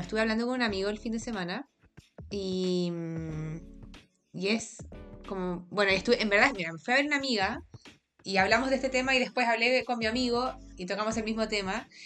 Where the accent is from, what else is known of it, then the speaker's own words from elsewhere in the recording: Santiago, Santiago Metropolitan Region, Chile; crecimos en Santiago